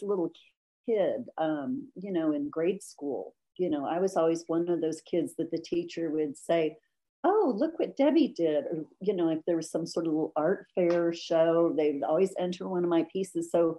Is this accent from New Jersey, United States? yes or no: no; Washington, United States; also born or lived in Illinois; No. I grew up mostly in Washington State and Illinois. My dad was in the Air Force, so we moved around a little bit.